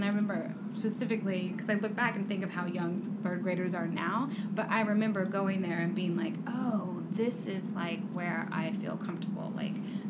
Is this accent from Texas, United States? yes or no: yes; Corsicana, Texas, United States; accent: twang; moved away as an adult; now in New York, United States; I'm from Corsicana, Texas, which is a very small town, but they had one community theater